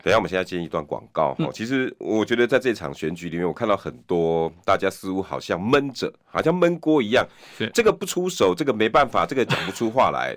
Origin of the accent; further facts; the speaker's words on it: Tucheng, Shulin, Sanxia, Yingge, New Taipei, Taiwan; 土城树林三峡莺歌，我的家乡